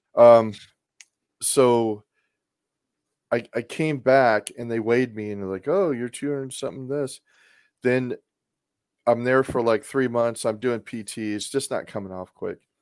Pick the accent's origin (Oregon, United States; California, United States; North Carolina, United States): Oregon, United States; Portland; moved away; I grew up in Portland, Oregon